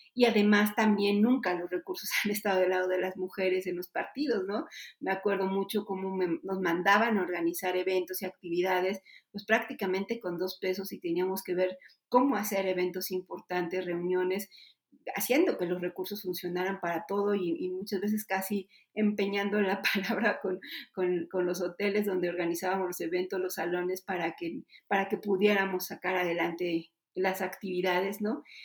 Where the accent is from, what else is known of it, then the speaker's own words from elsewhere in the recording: Puebla, Mexico; En Puebla, de donde yo soy originaria